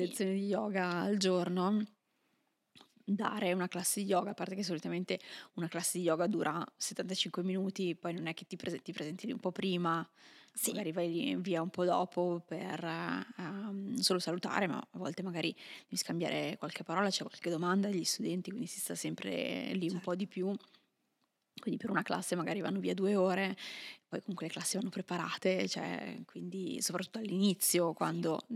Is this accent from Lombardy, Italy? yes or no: yes; Milan, Lombardy, Italy; moved away as an adult; io, mm, pur essendo milanese, sì. ho, lasciato, ho, lasciato, l'Italia tanti tanti anni fa